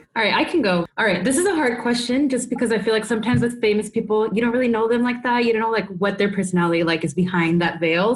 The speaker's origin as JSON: {"language": "English", "region": "Texas", "country": "United States", "tie": "born or raised there", "said": "I grew up in Texas"}